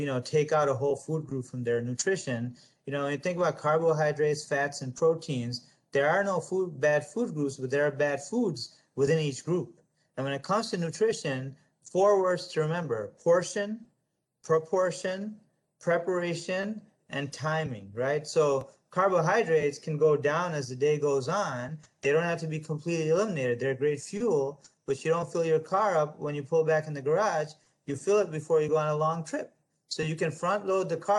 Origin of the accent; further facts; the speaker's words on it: United States; I'm an American, I'm a proud American